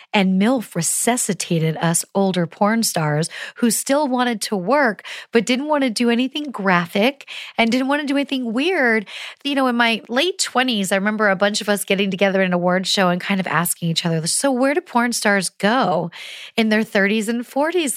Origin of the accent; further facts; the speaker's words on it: Pennsylvania, United States; I grew up in Pennsylvania